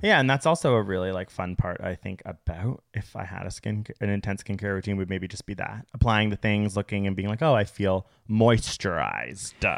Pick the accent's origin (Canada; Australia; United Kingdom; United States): Canada; We live in North America. We're Canadian